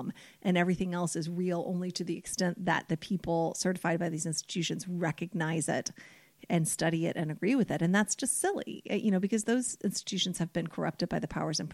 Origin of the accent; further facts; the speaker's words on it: United States; I'm an American